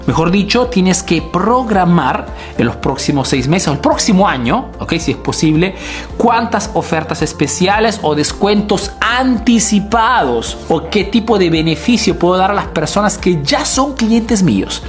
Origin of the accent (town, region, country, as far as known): Peru; now in Italy